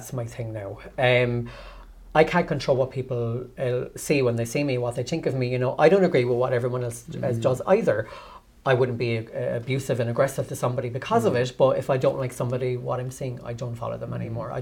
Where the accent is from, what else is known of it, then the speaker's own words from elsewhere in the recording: Cork, Munster, Ireland; I'm from Churchfield originally